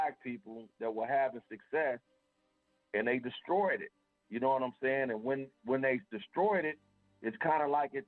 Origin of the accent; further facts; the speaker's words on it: Tulsa, Oklahoma, United States; I'm originally from Tulsa, Oklahoma